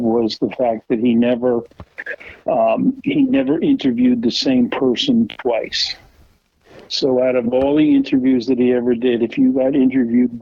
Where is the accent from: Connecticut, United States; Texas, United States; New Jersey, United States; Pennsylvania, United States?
New Jersey, United States; Vineland; also born or lived in Bridgeton, New Jersey; we started out in Vineland, and then when I graduated from Vineland Christian School, we moved to Bridgeton, and I went to high school in Bridgeton